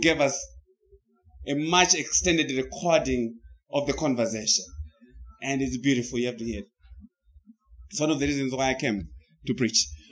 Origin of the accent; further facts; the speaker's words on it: Zimbabwe; now in United States; I came from the United States. But before I went to the United States, I came from Zimbabwe. So I pre existed my life in the United States because I was in Zimbabwe.